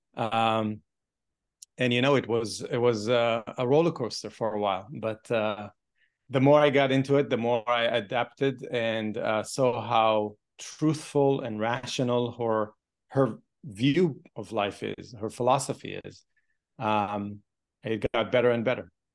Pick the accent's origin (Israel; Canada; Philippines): Israel; moved away; I grew up in a kibbutz.